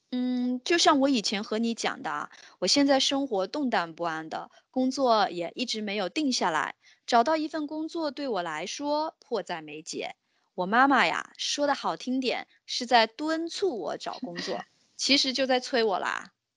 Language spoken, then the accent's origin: Chinese; China; 我们中国人称呼有钱人的方式确实是多种多样的呢